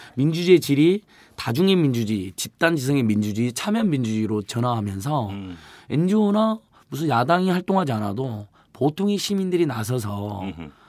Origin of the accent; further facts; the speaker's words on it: Hwasun, South Jeolla, South Korea; moved away; 고향이 전남 하순이어가지고